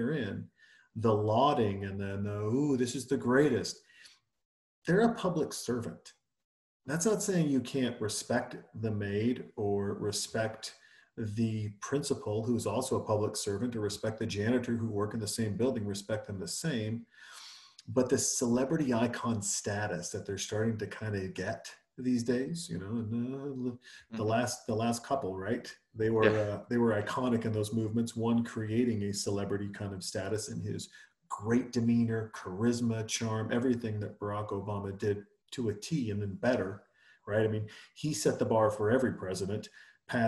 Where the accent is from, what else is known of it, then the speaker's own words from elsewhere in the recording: Montana, United States; I'm from Montana. I'm a fucking Yankee